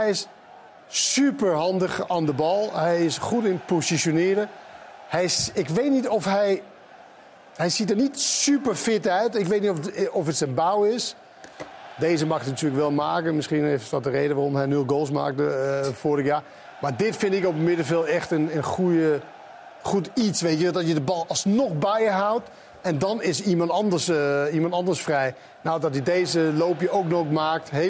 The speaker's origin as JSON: {"language": "Dutch", "country": "Sweden", "said": "Ik kom uit Zweden."}